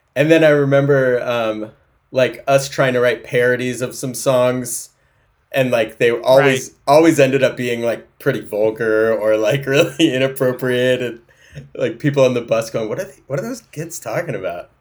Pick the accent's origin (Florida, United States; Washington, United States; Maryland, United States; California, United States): California, United States; Fortuna; now in Seattle, United States; I was born in Humboldt County on a goat farm in an Airstream trailer on a, in a field of thistles